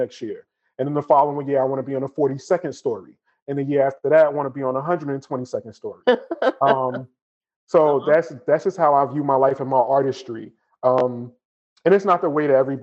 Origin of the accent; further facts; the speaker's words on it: Newark, New Jersey, United States; I grew up in Newark